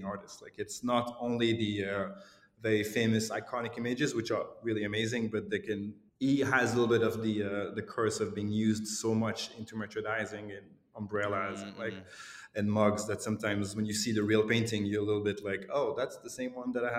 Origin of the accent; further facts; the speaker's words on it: Lausanne, Vaud, Switzerland; moved away as an adult; also born or lived in Glasgow; my hometown, Lausanne